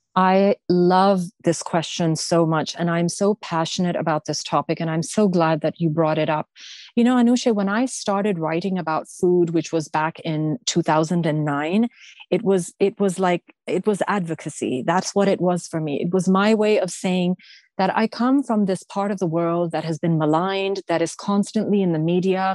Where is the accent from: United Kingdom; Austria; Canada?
Canada; I may have the Pakistani, Afghan, Persian background, but I am a Canadian